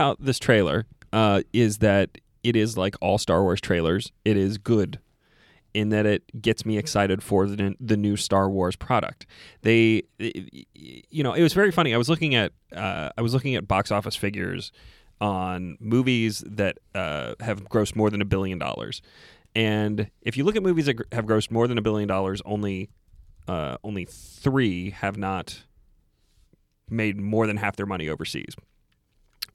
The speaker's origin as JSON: {"language": "English", "country": "United States", "said": "I'm an American male between the age of, you know, 15 and 100"}